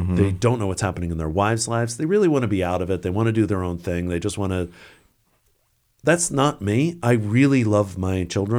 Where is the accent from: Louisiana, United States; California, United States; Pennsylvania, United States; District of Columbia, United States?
District of Columbia, United States; Washington; Yeah, of course. Also, you know, growing up in the Washington area.